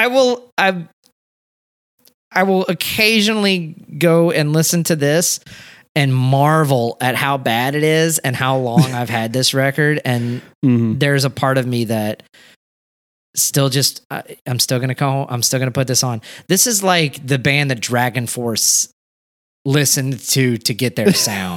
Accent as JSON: {"language": "English", "region": "Louisiana", "country": "United States", "tie": "born or raised there", "said": "growing up in Louisiana"}